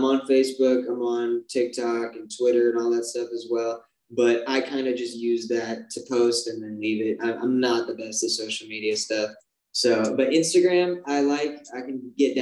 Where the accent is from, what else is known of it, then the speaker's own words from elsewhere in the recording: Arizona, United States; being from Arizona